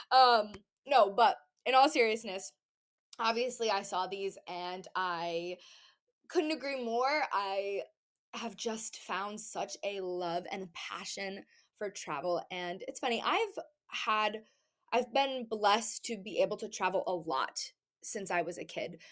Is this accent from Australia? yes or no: no; New England, United States; all of my family is here in Massachusetts, Rhode Island, like everybody is here